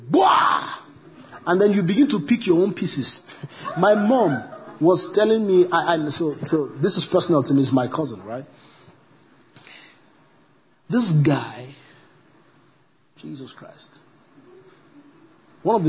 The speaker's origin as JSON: {"language": "English", "country": "Nigeria", "said": "I'm a Nigerian"}